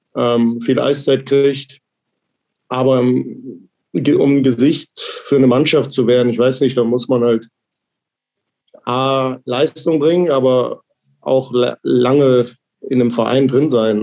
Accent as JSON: {"language": "German", "town": "Krefeld", "region": "North Rhine-Westphalia", "country": "Germany", "tie": "born or raised there", "moved": "as an adult", "lives_now": "Ingolstadt, Germany", "said": "meine Heimat ist Krefeld"}